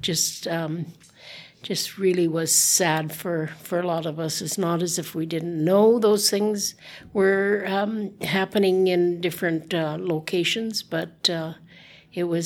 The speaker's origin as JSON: {"language": "English", "town": "Whitehorse", "region": "Yukon", "country": "Canada", "tie": "born or raised there", "said": "I was born and raised here in Whitehorse"}